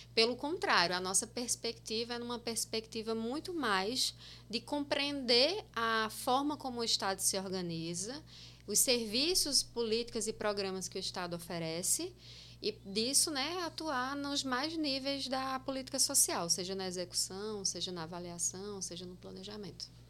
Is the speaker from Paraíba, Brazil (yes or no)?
yes; Itaporanga, Paraíba, Brazil; moved away as an adult; also born or lived in Osasco, São Paulo; now in João Pessoa, Brazil; Nasci em Osasco, logo depois, uns seis anos depois, eles se divorciaram. Me mudei para Itaporanga com minha mãe. E lá eu vivi até 2009